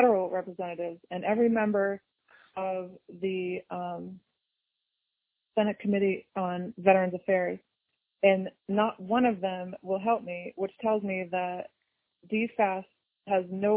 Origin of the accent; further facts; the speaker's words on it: Pennsylvania, United States; I'm from Pennsylvania